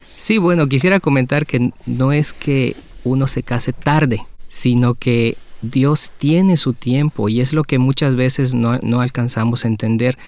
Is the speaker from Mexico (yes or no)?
yes; Mexico; moved away; yo vengo de México